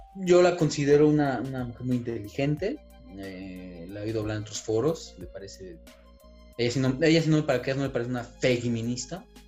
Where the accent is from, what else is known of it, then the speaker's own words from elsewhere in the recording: Mexico; nosotros como mexicanos